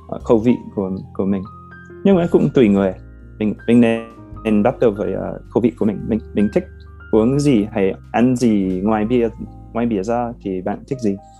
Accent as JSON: {"language": "Vietnamese", "country": "United States", "tie": "born or raised there", "second_language": "Vietnamese", "moved": "as an adult", "lives_now": "Hanoi, Vietnam", "said": "ở gần Washington DC gần quê của mình"}